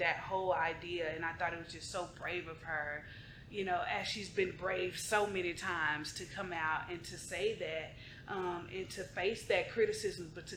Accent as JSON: {"language": "English", "town": "Dallas", "region": "Texas", "country": "United States", "tie": "born or raised there", "said": "I was born and raised in Oak Cliff, Texas, South Keystone Pope. That's my hood."}